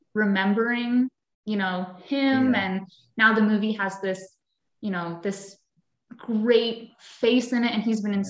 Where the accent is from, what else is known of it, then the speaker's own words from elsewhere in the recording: Fairfield, Pennsylvania, United States; I grew up in Fairfield, Pennsylvania